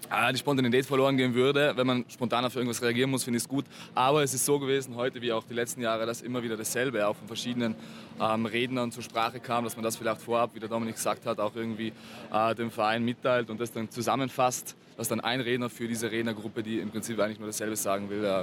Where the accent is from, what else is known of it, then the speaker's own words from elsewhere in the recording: South Tyrol, Trentino-Alto Adige, Italy; now in Vienna, Austria; ich komme aus Südtirol, ähm, studiere in Wien